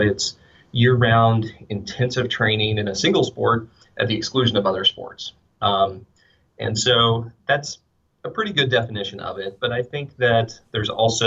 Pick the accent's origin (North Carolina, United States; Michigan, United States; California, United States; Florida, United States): North Carolina, United States; Western; now in Wisconsin, United States; I grew up in a small town in Western North Carolina